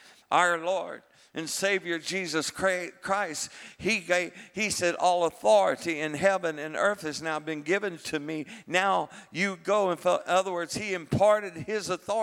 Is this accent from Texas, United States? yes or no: yes; Texas, United States; I am a Texan, and I'm a Holy Spirit Texan.